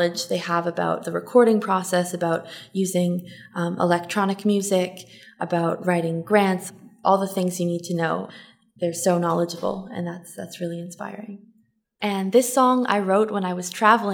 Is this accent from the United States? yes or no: no; Toronto, Ontario, Canada; I'm from Toronto